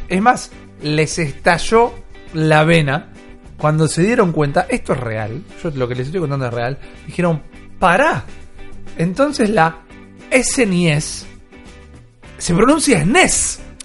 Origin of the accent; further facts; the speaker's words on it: Argentina; como hispanoparlantes, como argentinos